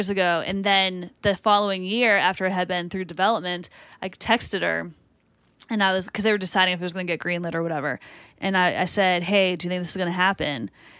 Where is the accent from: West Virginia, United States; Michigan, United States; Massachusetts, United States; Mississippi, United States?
Massachusetts, United States; Boston; accent: Boston; I'm from Boston.